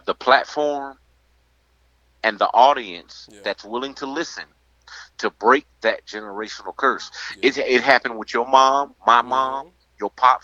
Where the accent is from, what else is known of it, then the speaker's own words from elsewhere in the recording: rural Mississippi, United States; here in the rural area of Mississippi where I live